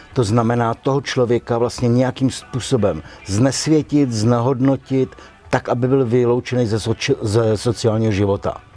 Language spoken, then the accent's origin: Czech; Czechia; my, jako Češi, jsme měli zákaz jít se nechat zaměstnat do Rakouska